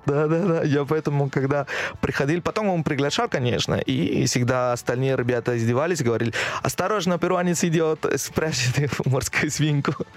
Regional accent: Lima, Peru; Russian is a second language; moved away as an adult; now in Moscow, Russia; отучиться в, э, в Лиме, в моем родной город

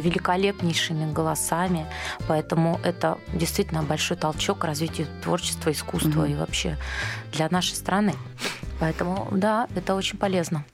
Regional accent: Dnipro, Dnipropetrovsk Oblast, Ukraine; moved away; also born or lived in Moscow; мы из Днепропетровска обе

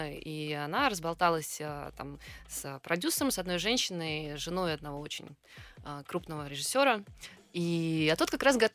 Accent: Kaliningrad, Kaliningrad Oblast, Russia; born there; Да, я родилась в Калининграде.

